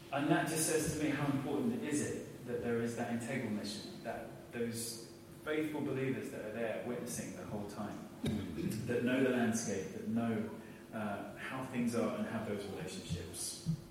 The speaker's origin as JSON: {"language": "English", "country": "United Kingdom", "said": "we're all British"}